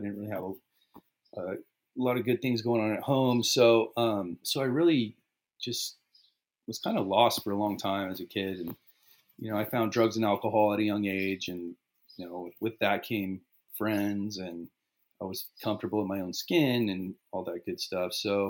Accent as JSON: {"language": "English", "town": "Riverside", "region": "California", "country": "United States", "tie": "born there", "said": "I was born in Riverside, California."}